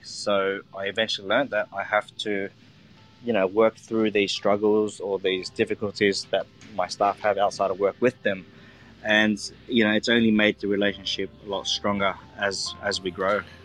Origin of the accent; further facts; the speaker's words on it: Australia; I'm Vietnamese Australian, um, and I've I was born and grew up in Australia